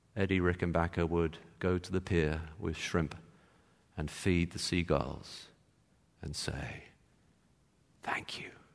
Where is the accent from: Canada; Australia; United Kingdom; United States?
United Kingdom; England; I'm from England. I'm English.